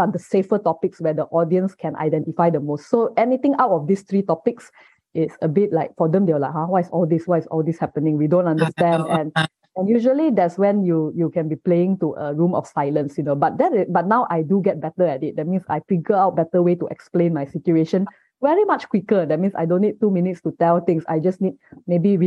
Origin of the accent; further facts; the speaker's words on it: Malaysia; accent: Malaysian; I have a Malaysian accent, like what you hear. Definitely, I have a local accent.